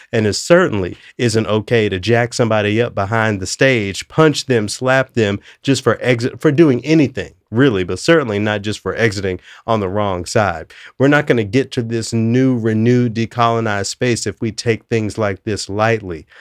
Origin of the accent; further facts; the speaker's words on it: Memphis, Tennessee, United States; I'm from Memphis.